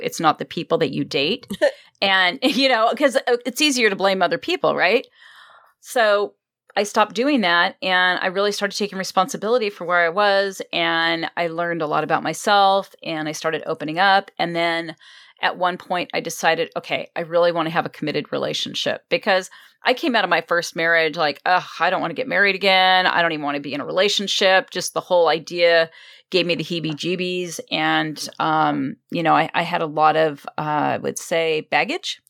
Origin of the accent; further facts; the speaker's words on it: Los Angeles, California, United States; also born or lived in Wisconsin; I've been here since I was two.